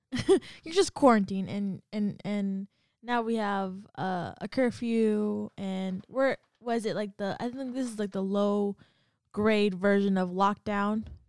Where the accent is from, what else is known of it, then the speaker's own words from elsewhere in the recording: California, United States; moved away as an adult; I'm from Cali